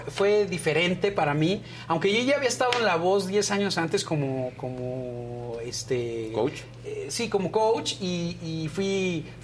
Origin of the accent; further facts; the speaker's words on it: Yucatán, Mexico; somos los dos yucatecos